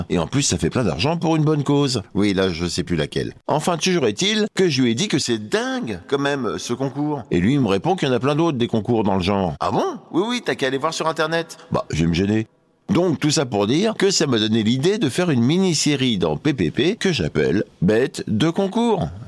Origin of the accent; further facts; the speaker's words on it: Auvergne-Rhône-Alpes, France; l'autre jour, j'étais chez moi dans mon bled en Auvergne